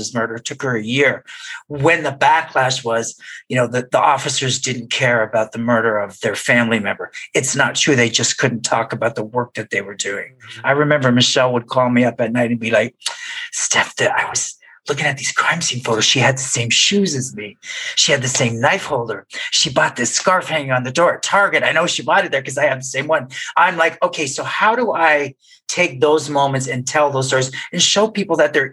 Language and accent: English; Canada; moved away as an adult; now in United States; I grew up in Canada